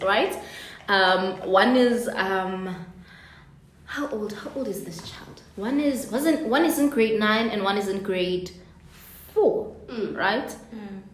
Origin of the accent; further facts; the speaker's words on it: Soweto, Gauteng, South Africa; moved away as an adult; now in Cape Town, South Africa; So I'm from Soweto, the part of Soweto called Mufulo Village